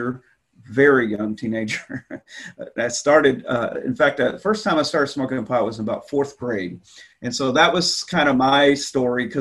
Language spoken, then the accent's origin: English; Texas, United States; moved away as an adult; I grew up in Texas, and so I was the youngest of three boys growing up in the 70s